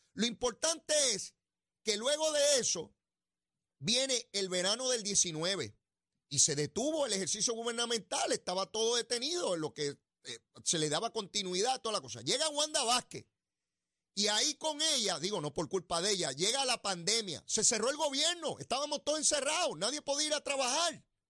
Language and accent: Spanish; Puerto Rico; yo soy boricua, ciudadano americano